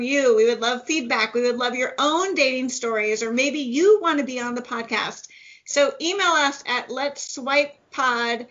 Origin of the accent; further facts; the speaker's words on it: Midwest, United States; accent: Midwestern; I have a fairly strong Midwestern accent